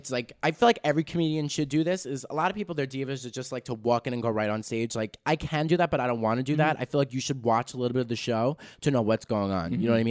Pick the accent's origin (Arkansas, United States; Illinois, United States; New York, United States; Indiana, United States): New York, United States; New York City; we're from Staten Island.